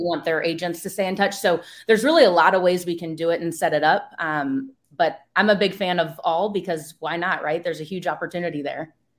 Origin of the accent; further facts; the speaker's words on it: East Coast, United States; now in West Coast, United States; I'm from the East Coast, I live in the West Coast now